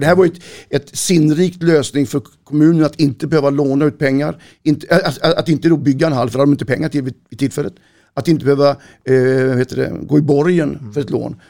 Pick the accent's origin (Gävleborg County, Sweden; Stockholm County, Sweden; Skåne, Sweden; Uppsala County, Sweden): Skåne, Sweden; Malmö; moved away as an adult; also born or lived in Borås; now in Stenungsund, Sweden; Jag är 58 år, född och uppvuxen i Malmö. Jag har bott på västkusten sedan 88